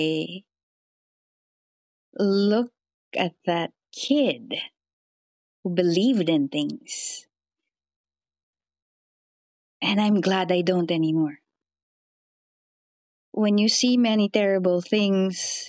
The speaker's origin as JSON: {"language": "English", "country": "Philippines", "said": "I'm a Filipino field reporter"}